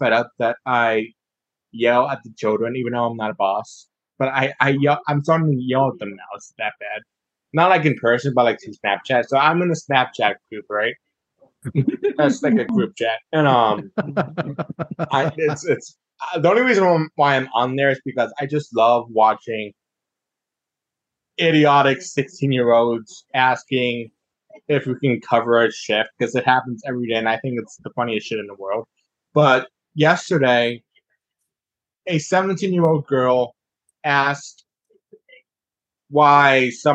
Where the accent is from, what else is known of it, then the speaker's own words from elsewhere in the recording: Buffalo, New York, United States; now in Ohio, United States; I am from Buffalo, but I lived like an hour away from Buffalo